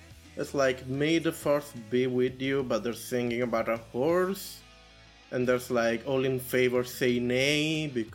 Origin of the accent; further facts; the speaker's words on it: Canada; I'm Canadian